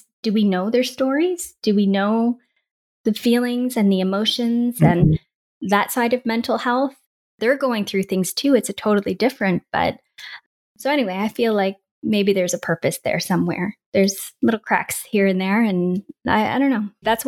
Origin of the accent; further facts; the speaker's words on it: Canada; They say we're very nice people.